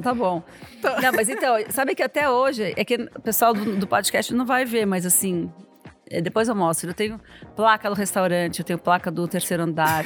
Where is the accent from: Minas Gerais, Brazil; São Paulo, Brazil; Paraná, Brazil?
São Paulo, Brazil; Quando eu era adolescente em São Paulo, nos anos 80